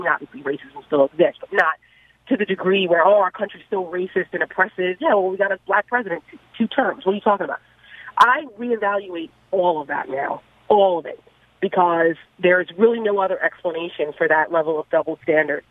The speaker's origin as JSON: {"language": "English", "region": "New Jersey", "country": "United States", "tie": "born or raised there", "said": "I'm from North Jersey, right outside New York City, and I didn't experience this kind of racial animus growing up as a kid in the tri-state area"}